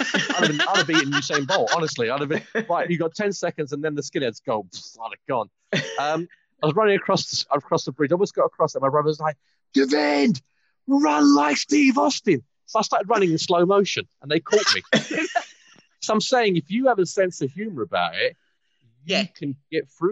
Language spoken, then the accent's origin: English; London, United Kingdom; accent: English; moved away as an adult; also born or lived in Gants Hill; now in Canada; I'm from London.